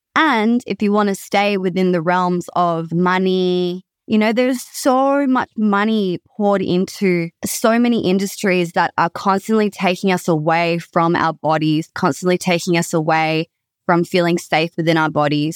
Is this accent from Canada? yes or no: no; Perth, Western Australia, Australia; I am from Perth, Western Australia, born and bred